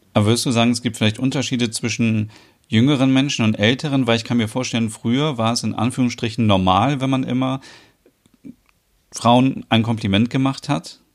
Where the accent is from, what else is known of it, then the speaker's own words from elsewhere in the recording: Germany; bei uns in Deutschland